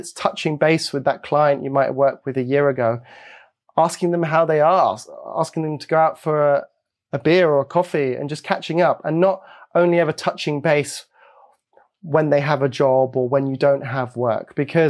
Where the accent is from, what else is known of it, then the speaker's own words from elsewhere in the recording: Belgium; also born or lived in Hong Kong; I was born in Hong Kong and I grew up in Belgium.